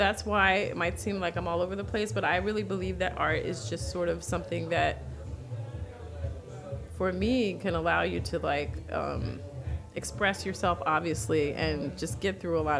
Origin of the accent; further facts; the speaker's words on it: New York, United States; moved away as an adult; now in New Orleans, United States; And I hail from New York.